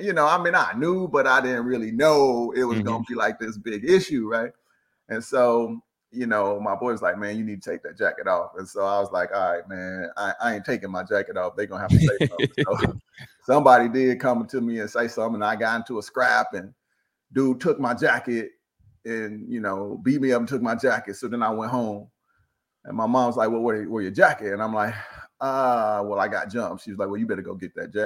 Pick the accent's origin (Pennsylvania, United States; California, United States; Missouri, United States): Missouri, United States; St. Louis; Born and raised in St. Louis, Missouri